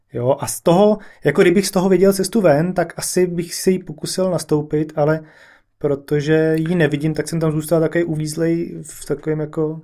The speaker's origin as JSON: {"language": "Czech", "region": "Prague", "country": "Czechia", "tie": "born or raised there", "also_born_or_lived": "London", "accent": "Prague dialect", "moved": "as an adult", "said": "Já jsem se narodil v Praze"}